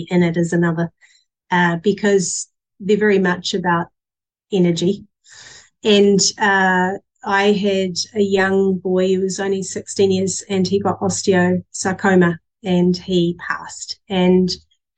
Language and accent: English; England, United Kingdom; moved away; I'm still as English as they come